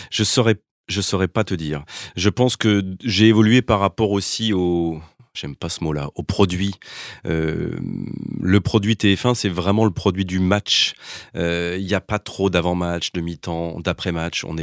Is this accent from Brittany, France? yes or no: no; Lyon, Auvergne-Rhône-Alpes, France; Je suis lyonnais.